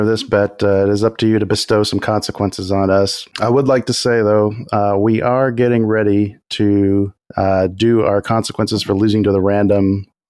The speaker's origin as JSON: {"language": "English", "region": "Texas", "country": "United States", "said": "I'm at least from Texas."}